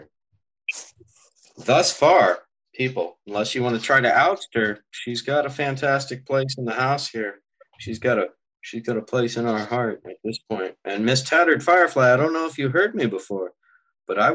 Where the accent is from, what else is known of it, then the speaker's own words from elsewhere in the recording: California, United States; I'm from California.